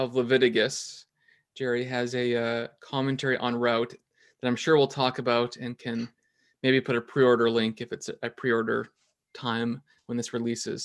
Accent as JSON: {"language": "English", "region": "Alberta", "country": "Canada", "tie": "born or raised there", "said": "I kind of grew up in Alberta, at least in part."}